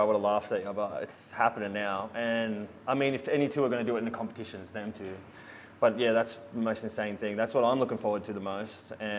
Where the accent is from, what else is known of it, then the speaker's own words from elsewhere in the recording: Sydney, New South Wales, Australia; I'm from Sydney. In a small place called Padstow